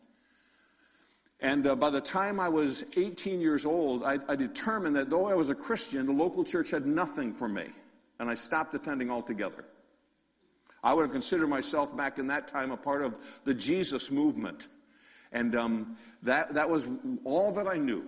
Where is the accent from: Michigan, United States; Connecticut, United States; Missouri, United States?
Connecticut, United States; Norwalk; I was born in South Norwalk, Connecticut, which is right along Long Island Sound, about an hour out of New York City